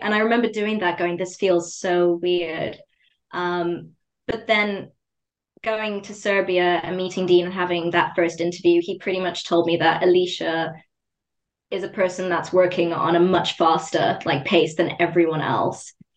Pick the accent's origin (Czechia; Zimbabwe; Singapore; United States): Zimbabwe; growing up in Zimbabwe, everything is very academically focused